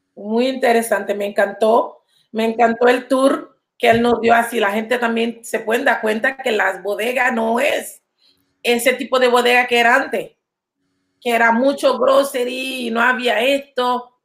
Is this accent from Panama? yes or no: yes; Panama City, Panama; now in New York, United States; Soy de Panamá. Mucha gente dice que eres de Colón. No soy colonense. Soy de ah, la ciudad.